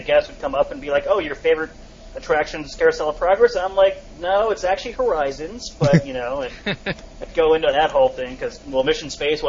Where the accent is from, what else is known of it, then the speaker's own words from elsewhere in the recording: a small town in Michigan, United States; moved away; mine actually had my hometown on it, because like you don't know many people from a small town in Michigan